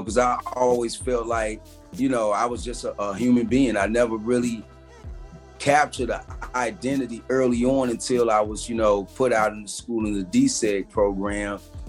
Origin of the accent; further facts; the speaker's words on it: Fort Knox, Kentucky, United States; born there; Man, I was born in an army base called Fort Knox, man, in Kentucky.